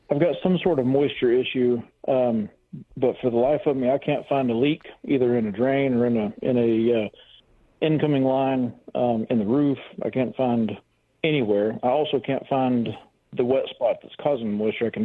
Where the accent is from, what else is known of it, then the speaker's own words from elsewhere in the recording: Missouri, United States; I was brought up